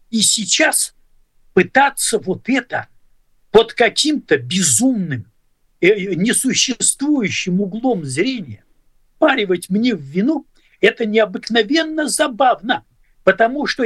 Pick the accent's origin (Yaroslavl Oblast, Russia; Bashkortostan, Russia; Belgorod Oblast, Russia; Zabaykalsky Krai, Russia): Zabaykalsky Krai, Russia; also born or lived in Ukraine / Belarus / Leningrad, Russia / Estonia; я вырос в Советском Союзе. Отец мой служил в армии. И родился я на Украине, а вырос в Забайкале, а школу кончал в Белоруссии, а университет кончал лучшие годы провел в Ленинграде